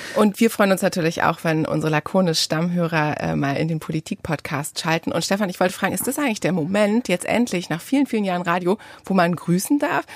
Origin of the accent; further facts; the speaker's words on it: Bad Bodenteich, Lower Saxony, Germany; moved away; in dem Freibad meiner Kindheit in Bad Bodenteich